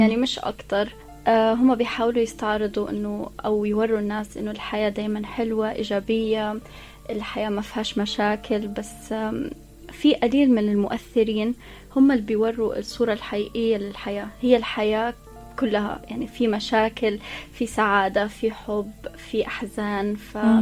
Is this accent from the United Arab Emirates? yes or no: yes; Abu Dhabi, United Arab Emirates; انا مولوده في ابو ظبي وعشت طول حياتي في ابو ظبي